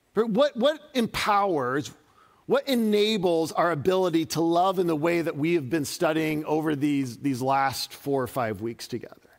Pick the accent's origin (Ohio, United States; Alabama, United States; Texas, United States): Ohio, United States; Dayton; moved away; I grew up outside of Dayton, Ohio